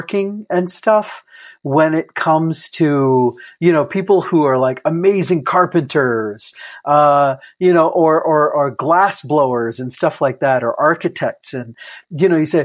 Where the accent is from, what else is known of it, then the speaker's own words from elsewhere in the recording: Iowa, United States; I'm from Iowa